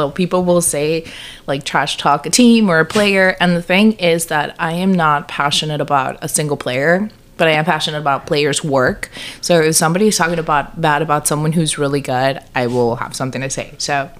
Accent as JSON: {"language": "English", "region": "South Texas", "country": "United States", "tie": "born or raised there", "said": "we're from Texas. So very South Texas, where people are very passionate about the Cowboys."}